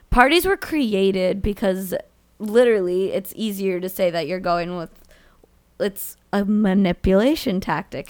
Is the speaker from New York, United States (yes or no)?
yes; Long Island, New York, United States; I'm from Long Island